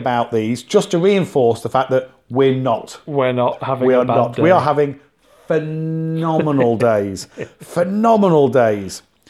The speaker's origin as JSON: {"language": "English", "country": "United Kingdom", "said": "We are both British"}